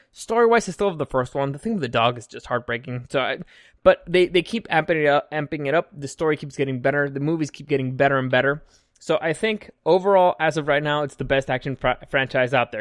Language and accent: English; Mexico; now in San Diego, United States; I grew up in Mexico.